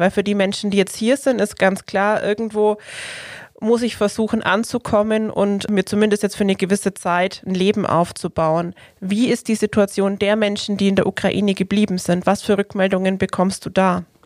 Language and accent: German; Germany; als Deutsche